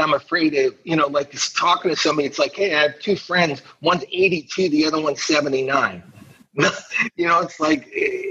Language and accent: English; Toledo, Ohio, United States; moved away; also born or lived in Bettendorf, Iowa / Syracuse; I grew up on what's called the East Side. So the Maumee River, which goes through Toledo, it divides the city